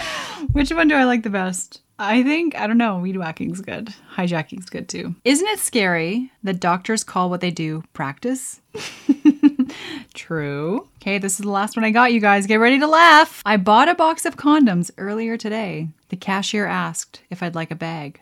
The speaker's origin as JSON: {"language": "English", "region": "Alberta", "country": "Canada", "tie": "born or raised there", "said": "I grew up in Alberta"}